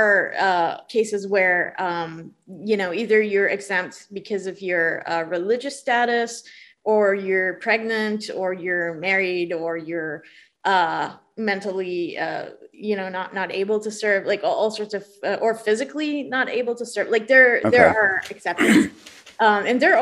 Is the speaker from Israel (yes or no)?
yes; Israel; I'm from Israel, so there's all the military service stuff